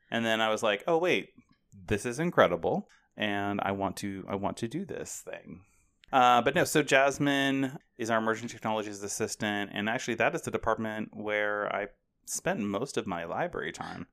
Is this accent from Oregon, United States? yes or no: yes; Portland, Oregon, United States; now in Ohio, United States; I grew up in the Portland, Oregon area